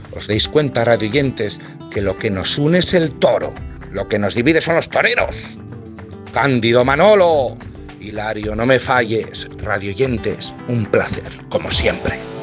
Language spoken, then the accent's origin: Spanish; Navarre, Spain; somos navarros